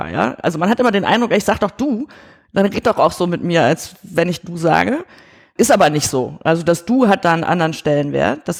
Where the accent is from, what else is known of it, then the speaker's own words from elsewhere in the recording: Germany; weil ich bin ja in Deutschland irgendwie groß geworden